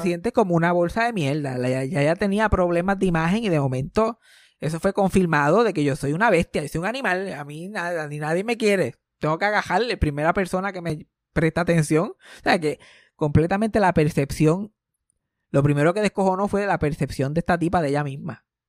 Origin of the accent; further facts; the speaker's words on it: Puerto Rico; a mí como puertorriqueño